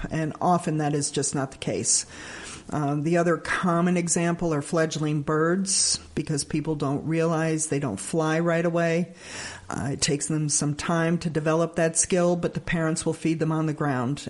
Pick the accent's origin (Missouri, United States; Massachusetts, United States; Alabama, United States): Alabama, United States; now in Bern, United States; I actually grew up in Alabama.